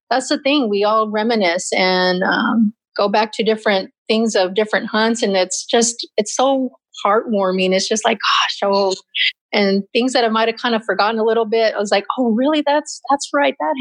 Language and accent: English; Mammoth, Arizona, United States; small little town called Mammoth